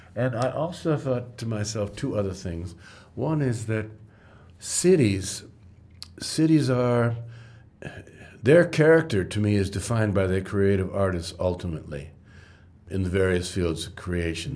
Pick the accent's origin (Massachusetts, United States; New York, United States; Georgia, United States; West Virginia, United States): New York, United States; moved away as an adult; also born or lived in Ghana / Johannesburg; I'm from New York